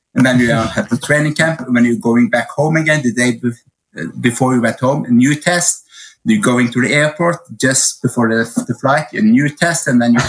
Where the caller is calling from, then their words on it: Oslo, Norway; English is a second language; I'm actually right now in Oslo, Norway. I should be at the training camp with the athletes, but I'm home a little while.